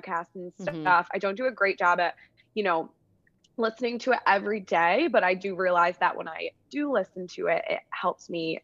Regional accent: Syracuse, New York, United States; I'm from Syracuse, New York, and I went to school and I played Division I lacrosse at Wagner College

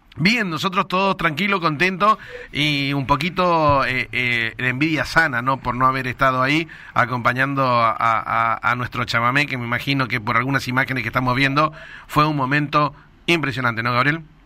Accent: Corrientes, Argentina; todos los correntinos

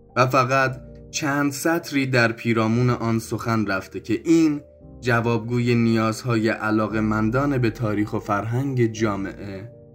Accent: Gilan, Iran; اصالت گیلانی دارم

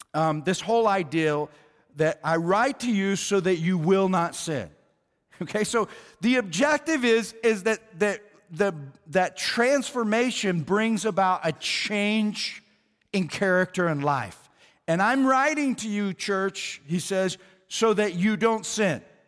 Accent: Oklahoma, United States; moved away; I was from Oklahoma

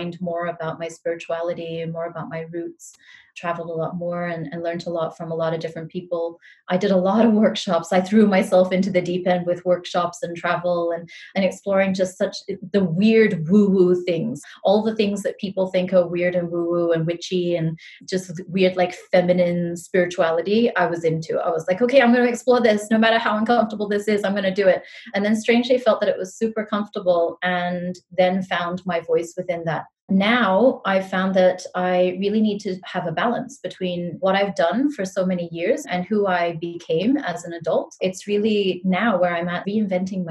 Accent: Singapore; also born or lived in New Zealand; I was born in New Zealand. I come from mixed heritage, which I think has given me so much perspective on life. My mom is Singaporean. My dad's Kiwi. That's what we call people from New Zealand. And I moved to Singapore when I was like 10 years old, and I've been here for such a long time. I did school here and everything

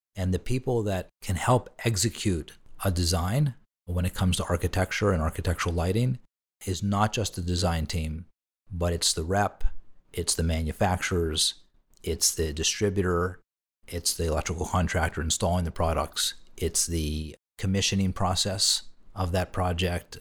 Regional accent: Pittsburgh, Pennsylvania, United States; moved away as an adult; also born or lived in Boston; my family back in my hometown of Pittsburgh

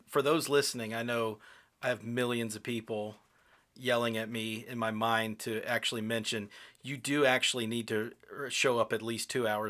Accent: United Kingdom; and I'm British. I know how to queue.

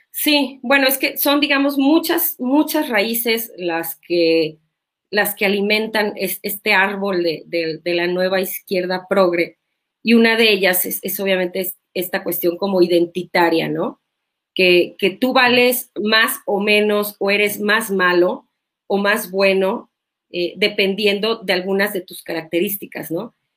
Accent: Mexico; en mi país

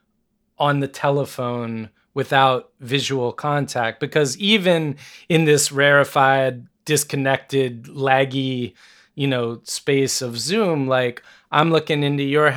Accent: United States; as an American

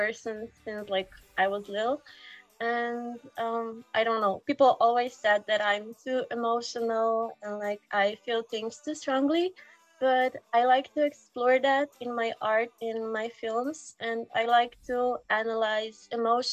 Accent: Slovenia; I come from Slovenia. It's a small chicken-shaped country next to Italy

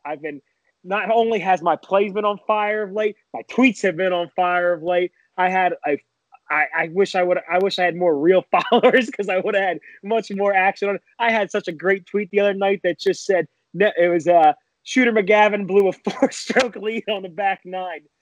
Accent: Philadelphia, Pennsylvania, United States; as a Philadelphian, as a Philadelphia fan

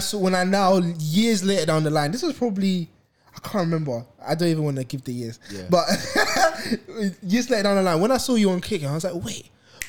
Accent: London, United Kingdom; We're from London.

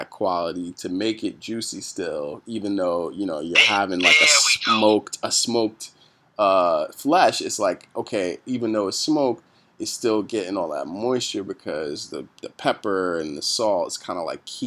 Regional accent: Jamaica; moved away; as a Jamaican

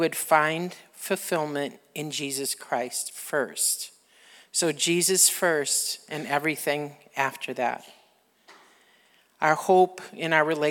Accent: Wisconsin, United States; we're from Wisconsin

